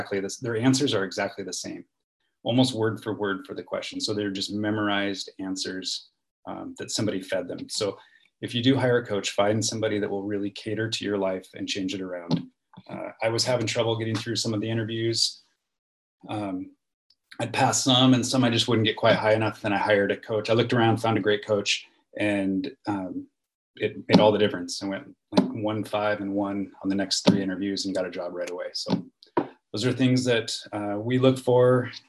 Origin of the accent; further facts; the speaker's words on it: Washington, United States; You know, I grew up in Eastern Washington. I moved here. I moved there.